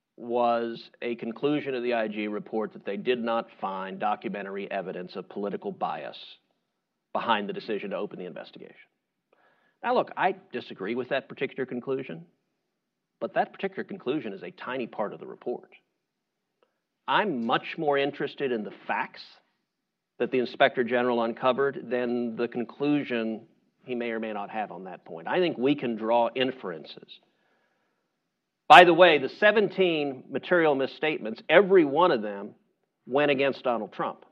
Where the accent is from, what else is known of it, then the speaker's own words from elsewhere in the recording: Houston, Texas, United States; I'm from Houston